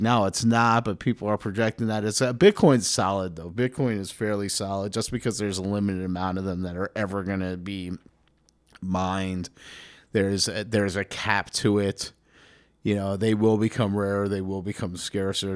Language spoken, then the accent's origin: English; New York City, New York, United States; Growing up in New York, you're ki, you kind of have to be interested in real estate, I think. You know, especially if you grew up in Manhattan